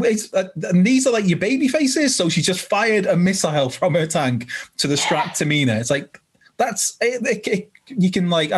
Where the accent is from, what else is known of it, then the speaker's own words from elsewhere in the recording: Wales, United Kingdom; as a Welshman